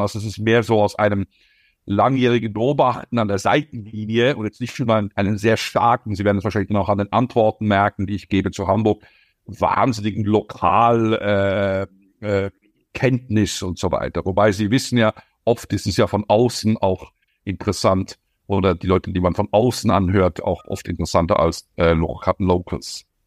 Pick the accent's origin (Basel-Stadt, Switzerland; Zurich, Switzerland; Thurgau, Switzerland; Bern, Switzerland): Zurich, Switzerland; Ich bin Binnenländer, ich bin Zürcher.